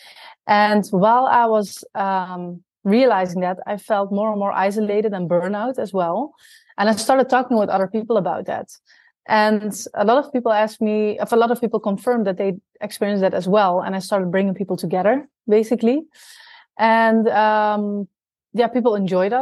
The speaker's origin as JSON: {"language": "English", "country": "Netherlands", "also_born_or_lived": "South America / Australia", "moved": "as an adult", "said": "I'm originally from the Netherlands. And when I was 23 years old, I moved to South America to basically live abroad."}